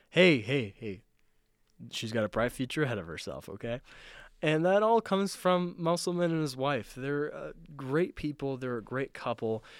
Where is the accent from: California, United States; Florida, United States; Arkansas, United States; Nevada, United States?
Nevada, United States; Southern; I'm from Southern Nevada